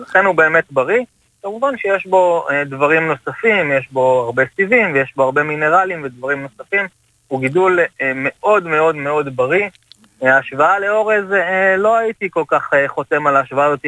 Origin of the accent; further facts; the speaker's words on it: Kibbutz Dalia, Haifa District, Israel; אני בן קיבוץ דליה. אה, גדלתי על ברכי החקלאות בקיבוץ